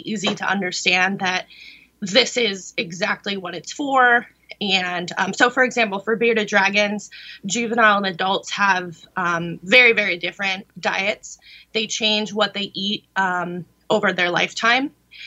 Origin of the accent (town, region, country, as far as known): California, United States; born or raised there